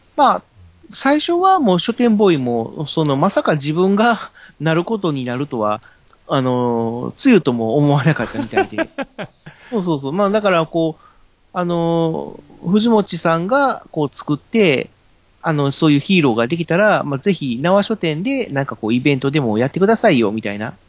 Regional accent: Kobe, Hyogo, Japan; now in Tokai, Japan; もともとは僕、神戸の方が出身だったので

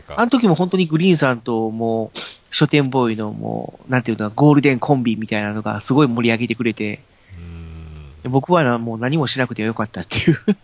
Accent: Kobe, Hyogo, Japan; now in Tokai, Japan; もともとは僕、神戸の方が出身だったので

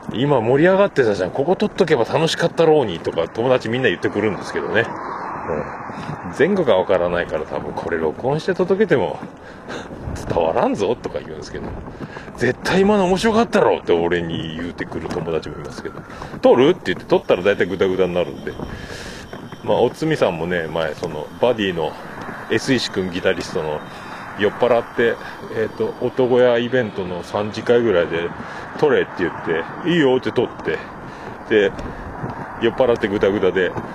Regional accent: Kyushu, Japan; also born or lived in Fukuoka; 猫やんと僕は九州人

